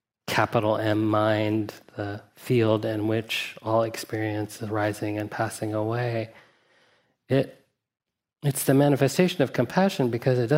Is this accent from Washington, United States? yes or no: no; Huntsville, Alabama, United States; I grew up in Huntsville, Alabama